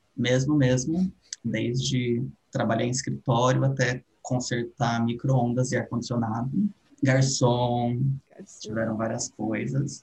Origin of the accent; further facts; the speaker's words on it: Atibaia, São Paulo, Brazil; eu tenho 28 anos, nasci em Atibaia, cresci em Atibaia